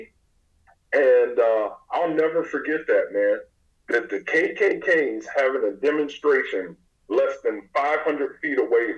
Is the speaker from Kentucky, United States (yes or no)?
yes; Pikeville, Kentucky, United States; I grew up in a small eastern Kentucky town in what most people know as Appalachia